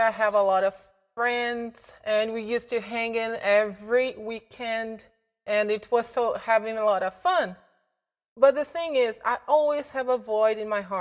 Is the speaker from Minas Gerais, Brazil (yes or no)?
yes; Belo Horizonte, Minas Gerais, Brazil; moved away as an adult; now in Canada; I'm from Brazil, a city called Belo Horizonte